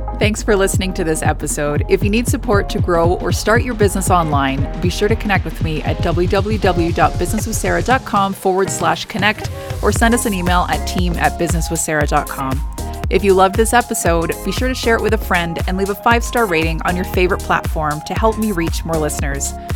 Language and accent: English; Canada; as a Canadian citizen